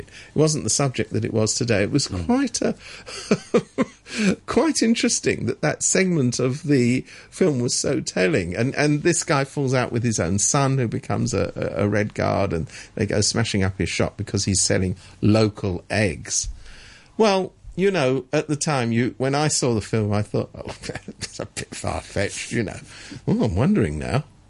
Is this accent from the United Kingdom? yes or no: yes; England, United Kingdom; I'm I'm from England